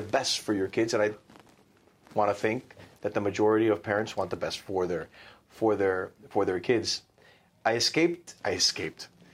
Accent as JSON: {"language": "English", "country": "United States", "tie": "born or raised there", "said": "I was born here"}